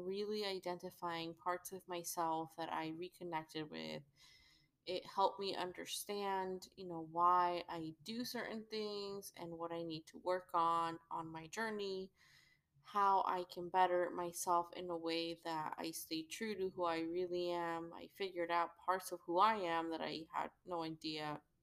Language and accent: English; Mexico; I'm from Mexico